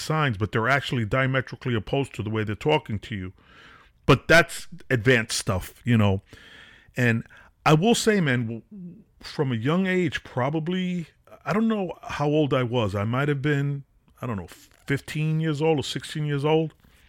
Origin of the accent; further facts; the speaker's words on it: Brooklyn, New York, United States; I grew up in Wyckoff Street in Nevins, downtown Brooklyn, the ghetto, Gowanus Projects, Wyckoff Garden Projects, right by the Barclay Center.